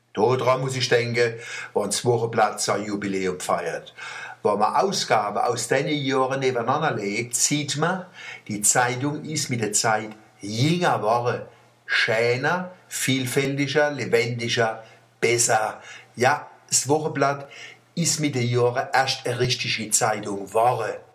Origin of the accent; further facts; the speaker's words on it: Wallstadt, Baden-Württemberg, Germany; Bei uns in Wallstadt